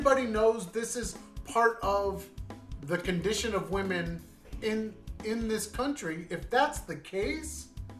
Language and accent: English; United States; as a guy growing up in the United States, a teenager in high school